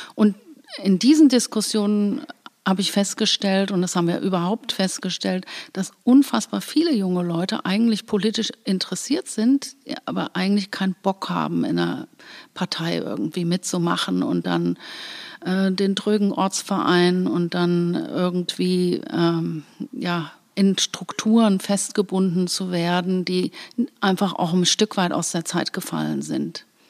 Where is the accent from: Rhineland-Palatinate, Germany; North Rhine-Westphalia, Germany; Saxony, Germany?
Rhineland-Palatinate, Germany; Koblenz; also born or lived in Bad Nauheim, Hesse / Los Angeles, United States; Ich bin in Bad Nauheim geboren, im, in Hessen und meine Eltern sind hier ganz früh nach Koblenz gekommen. Da war ich gerade vier Monate alt.